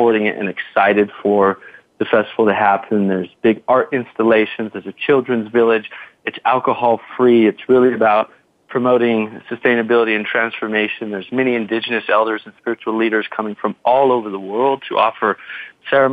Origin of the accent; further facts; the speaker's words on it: United States; I was born in America, in North America